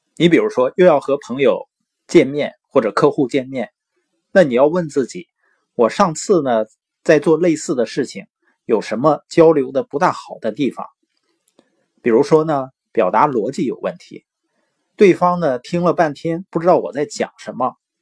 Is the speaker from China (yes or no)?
yes; Northeast China, China; accent: Northeastern (Dongbei); 我是东北的口音嘛，往往有的时候评卷舌是不分的